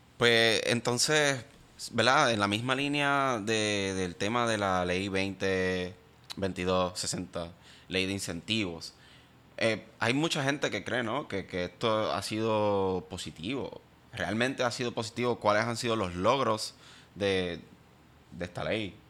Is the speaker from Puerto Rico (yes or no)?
yes; Puerto Rico; soy una minoría en mi propio país